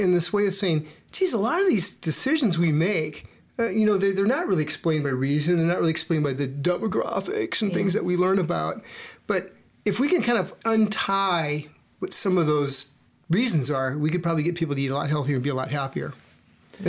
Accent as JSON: {"language": "English", "region": "Iowa", "country": "United States", "tie": "born or raised there", "said": "I grew up in Iowa"}